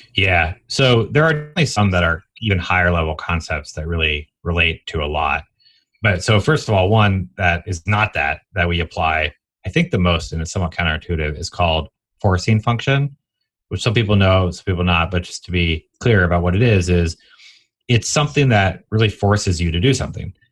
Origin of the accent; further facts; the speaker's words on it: Atlanta, Georgia, United States; also born or lived in Washington, D.C.; I grew up in Atlanta, for what it's worth, born in D.C.